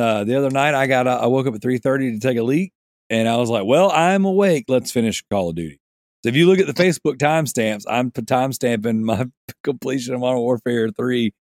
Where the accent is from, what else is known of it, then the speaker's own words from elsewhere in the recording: Australia; There you go. I'm Australian. I can make my own rule.